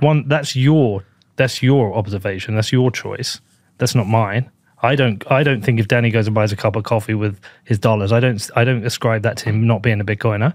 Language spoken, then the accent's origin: English; United Kingdom; I am a British person